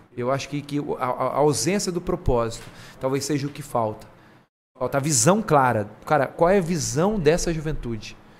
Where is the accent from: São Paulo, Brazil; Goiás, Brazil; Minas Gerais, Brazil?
São Paulo, Brazil; Garça; also born or lived in Jaú; eu sou de Garça